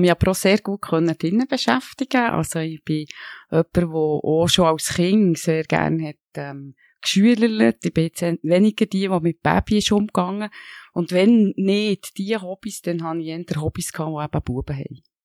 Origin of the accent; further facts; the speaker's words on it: Switzerland; Ich bin in einem kleinen Dorf aufgewachsen, in der Nähe vom Röstigrab